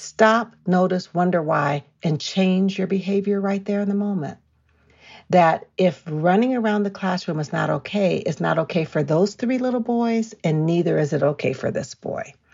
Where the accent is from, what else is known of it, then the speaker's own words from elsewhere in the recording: California, United States; now in Colorado, United States; I'm from California